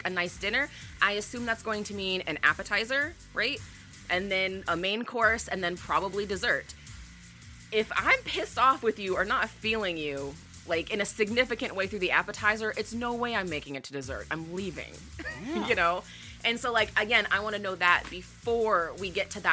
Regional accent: Great Lakes area, Midwest, United States; I'm very much from the Midwest, particularly the Great Lakes area

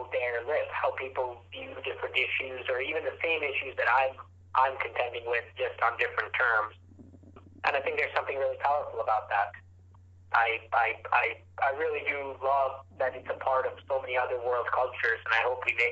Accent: Chicago, Illinois, United States; I was born in Chicago, but my parents were both born in India and came to this country about 30 years ago

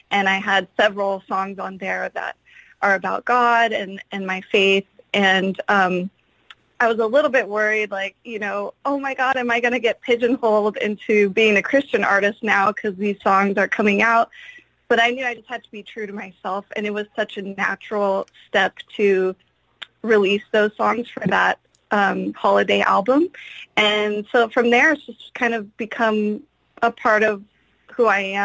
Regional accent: San Francisco Bay Area, California, United States; I grew up in the San Francisco Bay Area, which I still live in this area

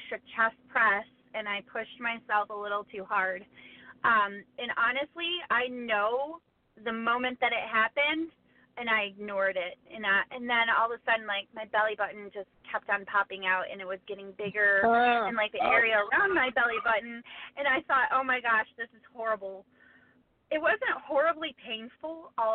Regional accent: Traverse City, Michigan, United States; I'm from Traverse City, Michigan, and there's a local gym here

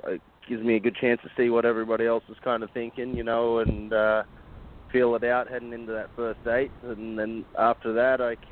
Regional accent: Australia; now in United States; I'm from Australia

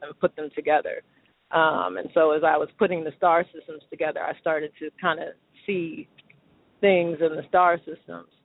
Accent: Los Angeles, California, United States; I am hailing from the City of Angels

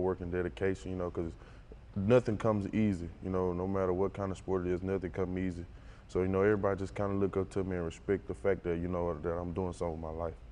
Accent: Western Louisiana, United States; moved away; I'm from Western Louisiana, not that many guys make it from Western Louisiana. It's a small little town.

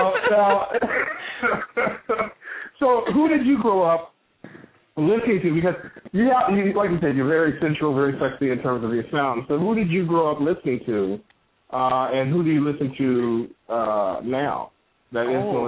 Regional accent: Chicago, Illinois, United States; I'm from Chicago.

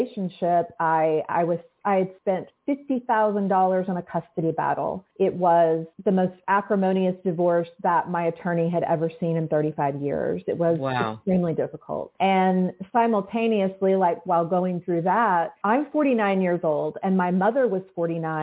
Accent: Oklahoma City, Oklahoma, United States; I'm from Oklahoma City

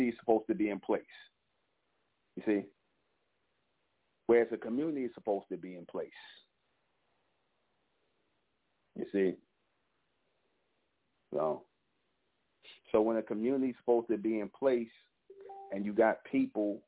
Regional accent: New York City, New York, United States; I grew up in Brownsville, East New York

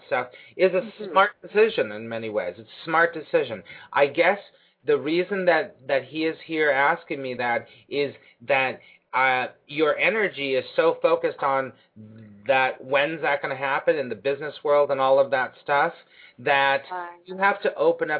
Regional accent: Los Angeles, California, United States; moved away as an adult; now in New York, United States; my hometown

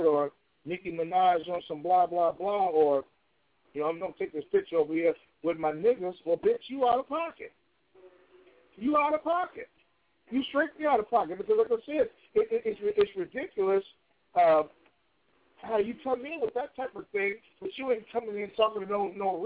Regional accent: Chicago, Illinois, United States; Chicago, my hometown

